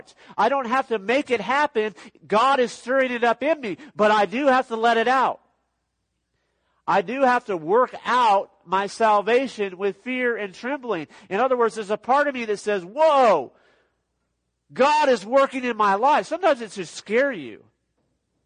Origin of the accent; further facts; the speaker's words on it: Los Angeles, California, United States; I grew up in Los Angeles, California area